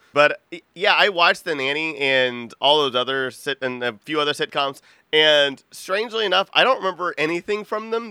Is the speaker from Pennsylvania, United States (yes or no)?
no; Texas, United States; I'm from Texas